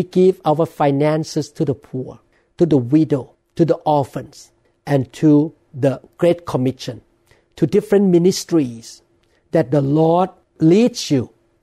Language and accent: English; Thailand; now in United States; I'm a man born and I grew up in Thailand.